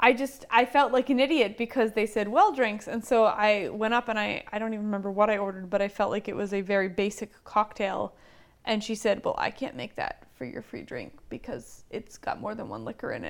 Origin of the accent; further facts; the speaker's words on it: Lancaster County, Pennsylvania, United States; I grew up in Lancaster County, and so there have been a lot of Amish in my life.